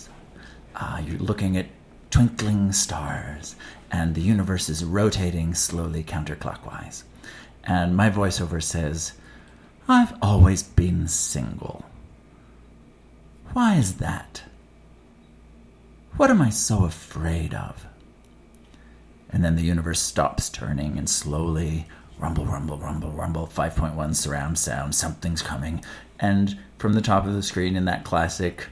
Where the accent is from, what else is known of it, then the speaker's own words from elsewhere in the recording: Edmonton, Alberta, Canada; my hometown of Edmonton, Alberta, Canada